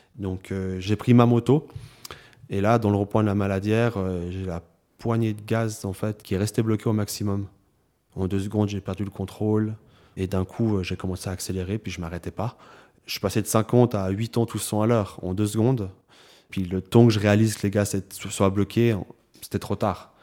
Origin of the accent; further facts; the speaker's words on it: Lausanne, Vaud, Switzerland; j'ai grandi à Lausanne